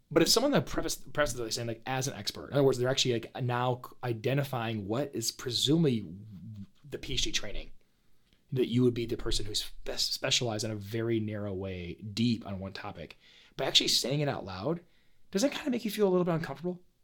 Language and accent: English; Paw Paw, Michigan, United States; I grew up in Paw Paw, Michigan